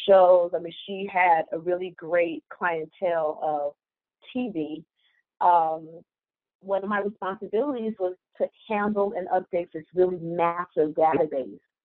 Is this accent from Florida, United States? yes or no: no; Detroit, Michigan, United States; moved away as an adult; also born or lived in Atlanta; I'm from Detroit